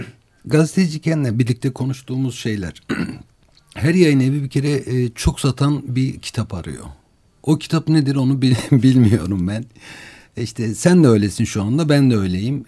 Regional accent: Malatya, Turkey; ben Malatyalıyım.

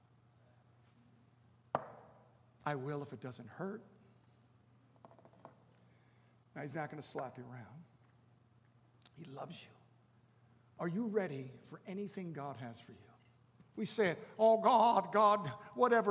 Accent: Baltimore, Maryland, United States; I grew up in Baltimore. And I was a little kid

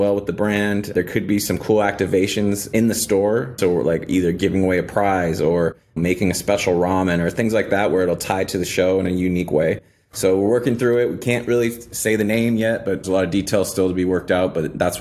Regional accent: Paradise, California, United States; moved away; also born or lived in Los Angeles, California / New York; I was born in Los Angeles. My parents divorced when I was 2. My mother remarried. We moved to Northern California. So I grew up in a town called Paradise, California

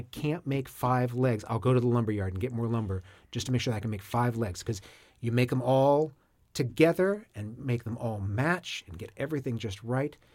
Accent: Maine, United States; I grew up in Maine.

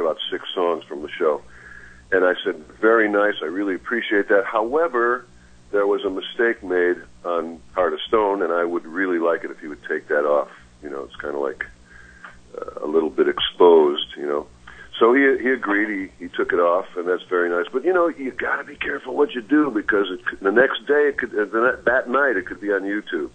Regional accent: Chicago, Illinois, United States; I'm from Chicago.

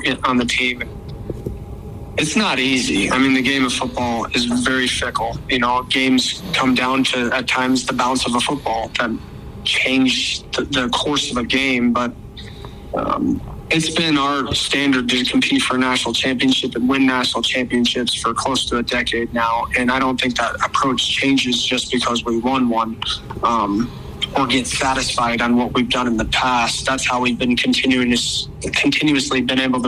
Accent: Arizona, United States; moved away as an adult; now in Brookings, United States; I'm from Arizona

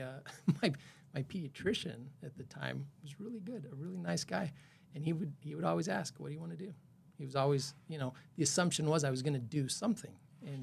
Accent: El Paso, Texas, United States; moved away; I'm from El Paso, Texas.

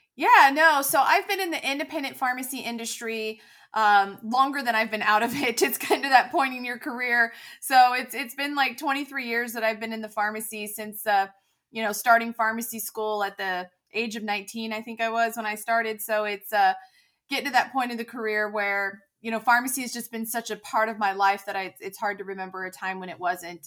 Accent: California, United States; moved away as an adult; also born or lived in North Texas; now in Dallas area, United States; I'm originally from California

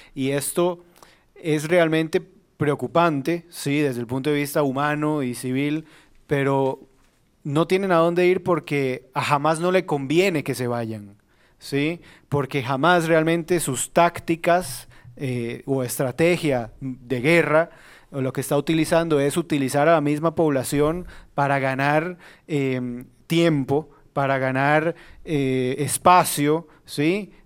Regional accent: Costa Rica; como costarricenses

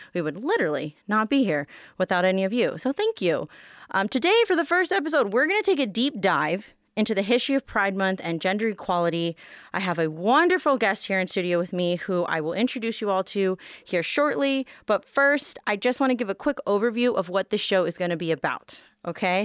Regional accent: Las Vegas, Nevada, United States; I'm born and raised here

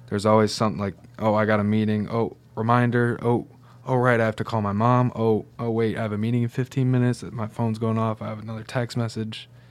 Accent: Syracuse, New York, United States; also born or lived in Detroit; I came from Syracuse

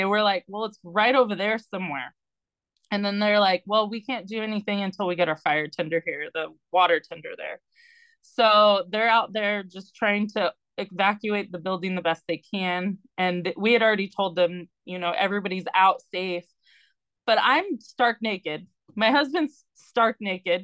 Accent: Southern California, United States; I'm from Southern California and I'm a licensed midwife

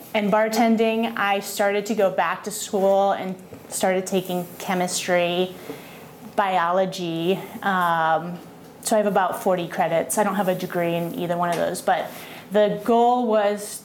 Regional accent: Boston, Massachusetts, United States; moved away as an adult; also born or lived in Colorado; So I was born and raised in Boston, Massachusetts. I lived in a town about 30 minutes outside of downtown Boston. So grew up in New England

